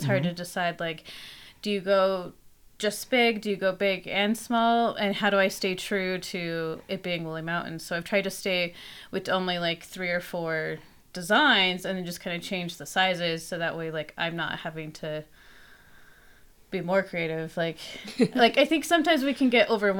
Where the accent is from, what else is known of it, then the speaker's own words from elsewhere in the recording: Logan, Utah, United States; also born or lived in El Salvador; now in Salt Lake City, United States; growing up in Logan, Utah, I was also really close to the mountains